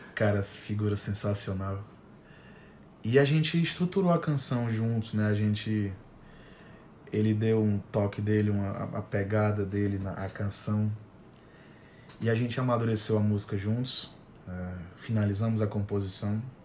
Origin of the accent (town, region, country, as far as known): Fortaleza, Ceará, Brazil